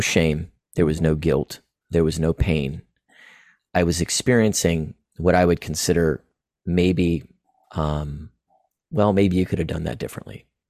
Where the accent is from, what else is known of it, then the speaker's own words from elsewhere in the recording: Florida, United States; also born or lived in East Tennessee; I was born and raised in Florida, um, currently in Florida now